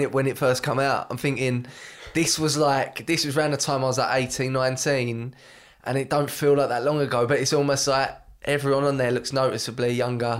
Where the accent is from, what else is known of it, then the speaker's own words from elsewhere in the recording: Brentwood, East of England, United Kingdom; I'm from Brentwood